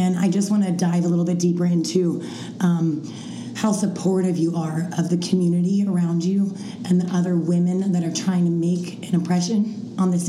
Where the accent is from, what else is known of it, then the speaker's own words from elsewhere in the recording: East Coast, United States; Shannon and I are both East Coast